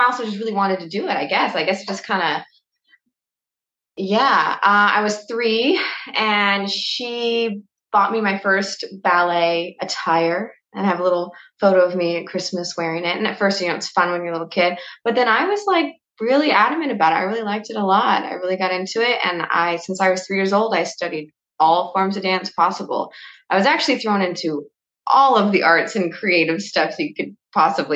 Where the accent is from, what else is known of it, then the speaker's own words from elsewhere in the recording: Yakima, Washington, United States; I was born in Yakima, Washington. It's a very small agricultural town.